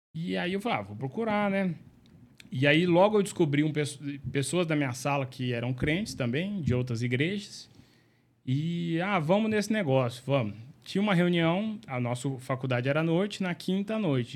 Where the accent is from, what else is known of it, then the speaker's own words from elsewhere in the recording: Uberaba, Minas Gerais, Brazil; also born or lived in Uberlândia; eu sou de Uberaba e lá eu cresci, cresci na igreja presbiteriana, UPA, UMP